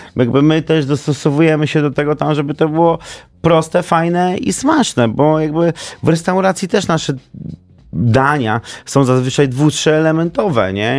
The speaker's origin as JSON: {"language": "Polish", "town": "Warsaw", "region": "Masovian Voivodeship", "country": "Poland", "said": "ja też jestem z Warszawy"}